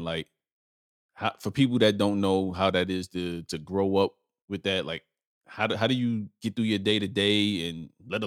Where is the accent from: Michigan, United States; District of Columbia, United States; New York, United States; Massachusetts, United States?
New York, United States; New York City; also born or lived in Bronx, New York; I'm originally from Brooklyn and Lower East Side, Manhattan. That's where I grew up, in New York